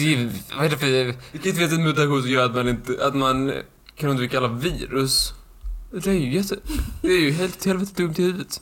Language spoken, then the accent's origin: Swedish; Skåne, Sweden; accent: Skånska; På min skånska